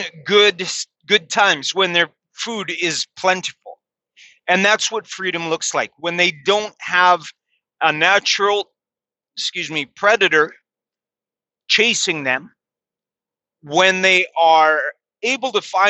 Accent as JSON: {"language": "English", "country": "Canada", "said": "here in my home country, I'm ashamed to say that's Canada"}